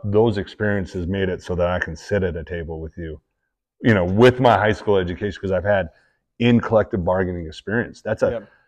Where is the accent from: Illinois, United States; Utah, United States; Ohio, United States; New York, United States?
Utah, United States